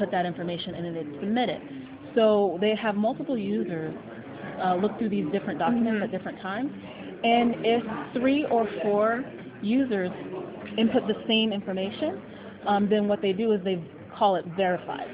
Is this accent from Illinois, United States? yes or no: yes; Chicago, Illinois, United States; I am from Chicago, Illinois, United States